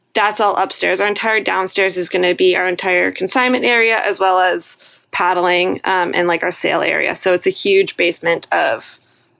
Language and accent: English; Sunapee area, New Hampshire, United States; moved away as an adult; also born or lived in Western New York; now in Burlington, United States; I'm originally over by the Sunapee area of New Hampshire, so about 2 hours away from where I currently am. Mount Sunapee growing up